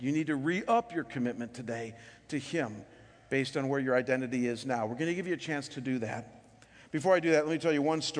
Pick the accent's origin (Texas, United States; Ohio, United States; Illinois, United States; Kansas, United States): Ohio, United States; Cleveland; moved away; I'm from Cleveland